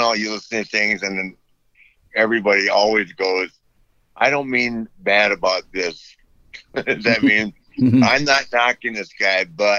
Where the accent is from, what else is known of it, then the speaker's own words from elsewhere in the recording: Minneapolis, Minnesota, United States; So I'm a kid growing up in Minneapolis.